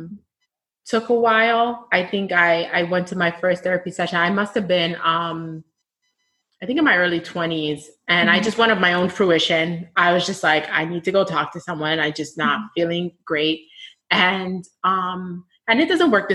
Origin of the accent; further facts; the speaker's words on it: United States; My family is from the States. We're Black American